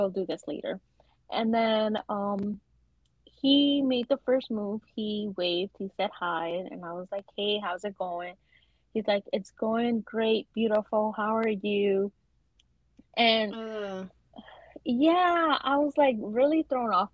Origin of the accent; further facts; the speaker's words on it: New York, United States; I'm from New York.